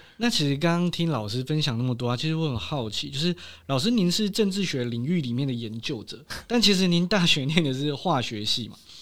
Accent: Yilan County, Taiwan; moved away; 我们宜兰老家不能这样，三百六十五天，两百天的下雨

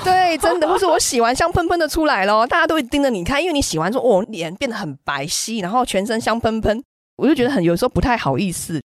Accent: Taiwan; moved away as an adult; also born or lived in Germany; now in Morocco; 我们台湾人

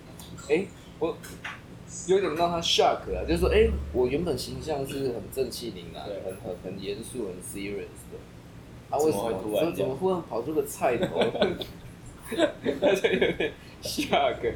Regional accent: Taiwan; 人家来我们台湾这边工作

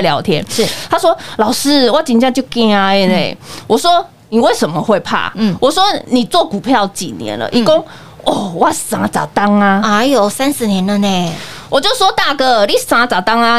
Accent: Taiwan; 我们台湾人对疫情的小心程度，应该是全球数一数二的哦。

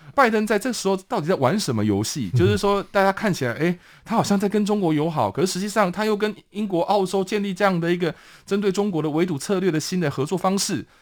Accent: Taiwan; 我们其实台湾人

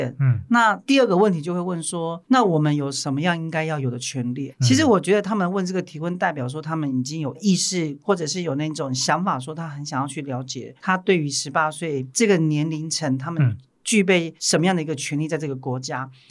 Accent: Majia, Pingtung County, Taiwan; 我是来自屏东马家的族人

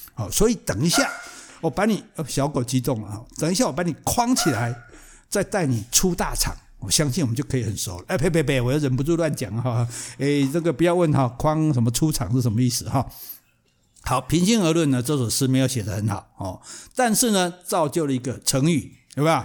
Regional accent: Taiwan; 我们台湾人叫香港脚

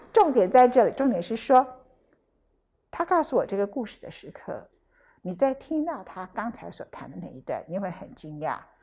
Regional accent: Taichung, Taiwan; 我的故乡，没办法，在，在台中

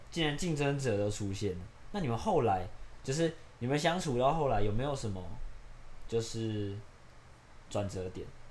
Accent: Yunlin County, Taiwan; 我的老家，就是在云林，然后那就是一个很乡下的乡下

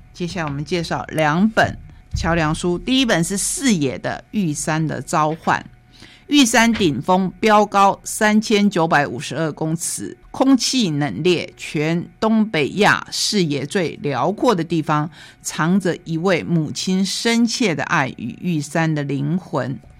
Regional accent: Taiwan; 我们台湾人

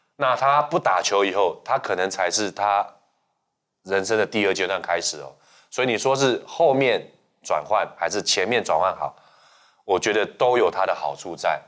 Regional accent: Hsinchu, Taiwan; moved away; 我回到新竹

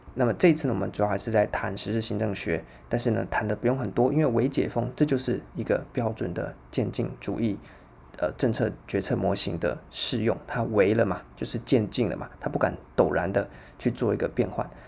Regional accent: Taiwan; 我们台湾人就应该很熟悉的

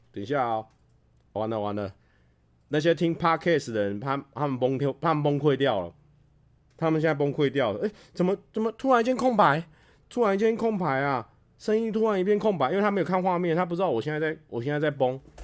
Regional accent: Taichung, Taiwan; 我们台中人

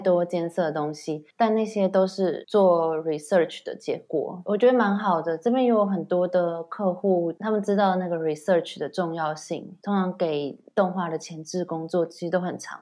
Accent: Taiwan; moved away as an adult; now in United Kingdom; 但是我是台湾人啊

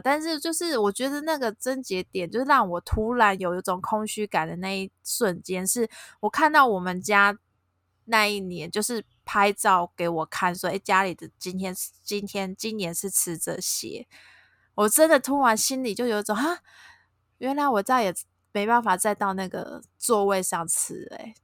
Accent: Tainan, Taiwan; moved away as an adult; also born or lived in Taipei; 我娘家是在台南，我是台南人

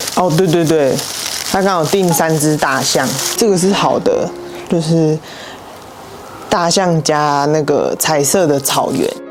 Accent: Taichung, Taiwan; now in Taipei, Taiwan; 我又之前在台中，因为我是台中人

